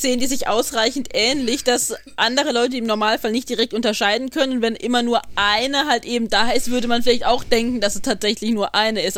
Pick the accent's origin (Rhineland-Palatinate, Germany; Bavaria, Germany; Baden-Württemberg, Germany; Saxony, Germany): Rhineland-Palatinate, Germany; accent: Pfälzisch; ich red pelsisch